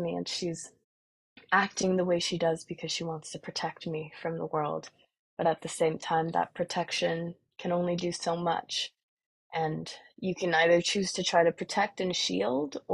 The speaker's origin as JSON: {"language": "English", "town": "Vancouver", "region": "British Columbia", "country": "Canada", "said": "my dad is from where I'm from, Vancouver"}